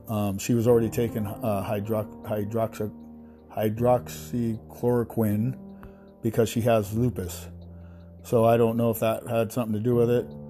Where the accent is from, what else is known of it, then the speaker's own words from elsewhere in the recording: United States; We're still American citizens